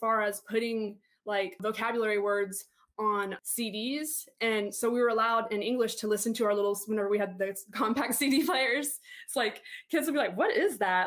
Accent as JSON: {"language": "English", "town": "Panama City", "region": "Florida", "country": "United States", "tie": "born or raised there", "also_born_or_lived": "Palm Beach, Florida", "said": "I was born in Palm Beach and, like, you know, Southern Florida, but I say that my hometown's Panama City because that's where I was raised. I've lived here my whole life"}